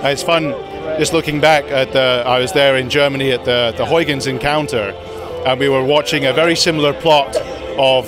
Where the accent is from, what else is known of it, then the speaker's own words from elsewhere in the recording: United Kingdom; moved away; also born or lived in Netherlands / United States; I'm British. I worked in the Netherlands and the UK and in the US